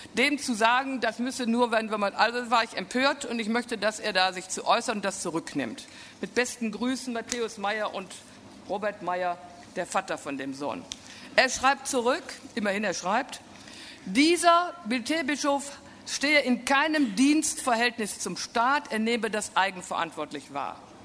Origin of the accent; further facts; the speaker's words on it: Münsterland, North Rhine-Westphalia, Germany; also born or lived in Bonn area; ich komme aus dem Münsterland